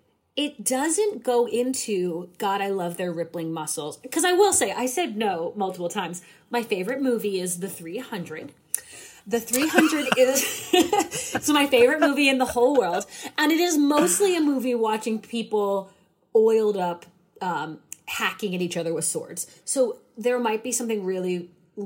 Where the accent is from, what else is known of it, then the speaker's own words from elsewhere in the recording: New England, United States; I'm from New England.